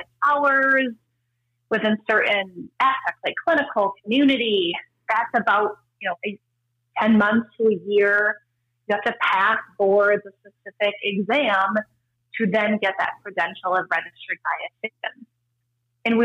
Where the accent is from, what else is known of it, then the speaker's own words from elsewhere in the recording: Wisconsin, United States; also born or lived in Minnesota / Pennsylvania; now in California, United States; I'm from Wisconsin, and we both lived in Minnesota for many years